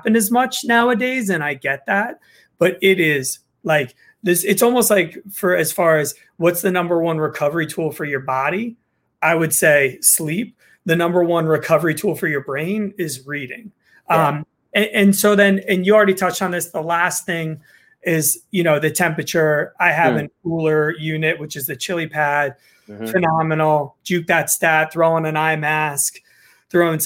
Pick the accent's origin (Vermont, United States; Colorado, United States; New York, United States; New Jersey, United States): New Jersey, United States; I'm from Jersey